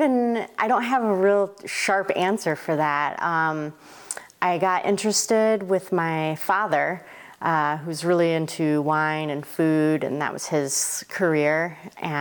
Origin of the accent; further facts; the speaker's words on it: Michigan, United States; moved away as an adult; also born or lived in Corvallis, Oregon / Eugene, Oregon; now in Oregon, United States; So I was born in Michigan, raised in Michigan, right here in the Mitten, very important. And grew up right by Michigan State.